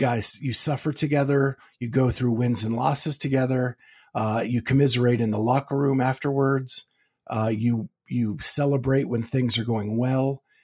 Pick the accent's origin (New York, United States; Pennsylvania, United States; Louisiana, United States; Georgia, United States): Pennsylvania, United States; moved away as an adult; also born or lived in Florida; now in Ohio, United States; I grew up in Pennsylvania